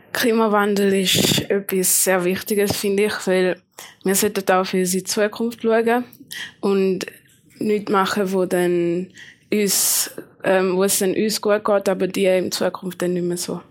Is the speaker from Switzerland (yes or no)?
yes; Schaffhausen, Switzerland; ich komme aus Schaffhausen